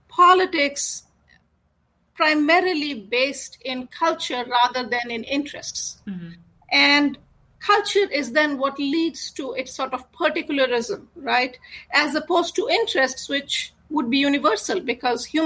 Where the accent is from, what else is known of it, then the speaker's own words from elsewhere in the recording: India; I grew up in India